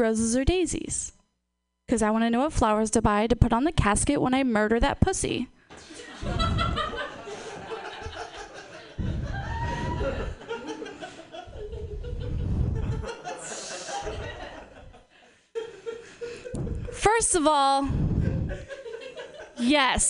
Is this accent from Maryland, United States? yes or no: no; Portland, Oregon, United States; moved away; I'm from Portland